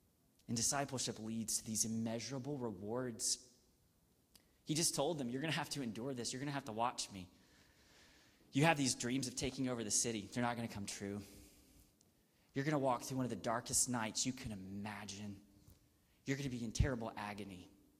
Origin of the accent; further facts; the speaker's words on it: the South, United States; I grew up in the South